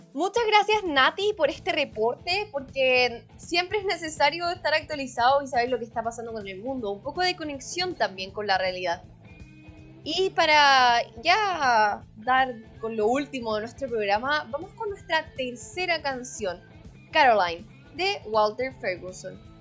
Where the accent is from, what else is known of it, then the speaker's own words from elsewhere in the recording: Chile; nosotros que somos chilenos